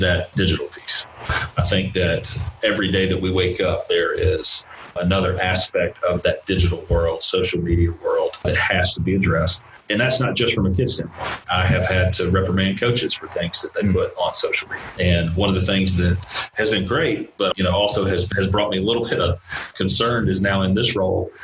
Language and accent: English; Valdosta, Georgia, United States; originally I'm from Valdosta, Georgia